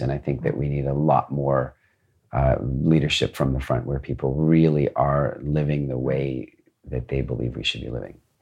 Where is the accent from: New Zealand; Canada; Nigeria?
Canada; I grew up mostly in Canada.